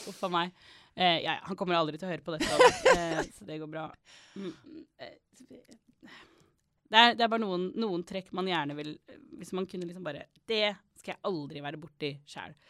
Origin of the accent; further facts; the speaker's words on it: Norway; also born or lived in United States; Jeg er norsk